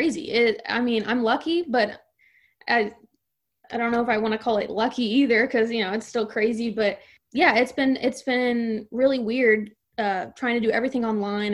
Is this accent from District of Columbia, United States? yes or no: no; Franklin County, Missouri, United States; I'm from Franklin County, small town America over there. I'm an hour west of St. Louis, basically